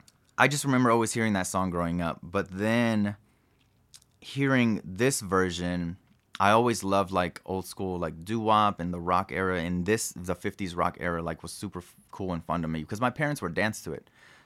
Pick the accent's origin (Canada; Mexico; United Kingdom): Mexico; And just growing up in Mexico, like my uncles or like my godmother's dad, like they were part of like trios and mariachi.